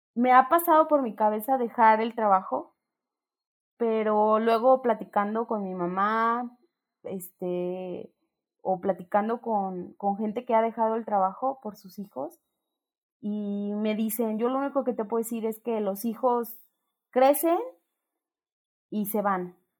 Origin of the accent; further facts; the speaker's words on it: Ocotlán, Jalisco, Mexico; moved away as an adult; me voy a mi pueblo, a Ocotlán